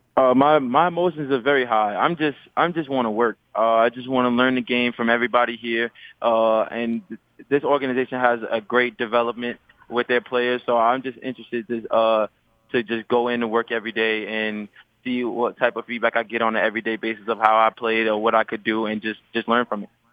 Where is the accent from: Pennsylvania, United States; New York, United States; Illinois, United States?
New York, United States; New York City; I grew up in Laurelton, New York. It's a small place in Queens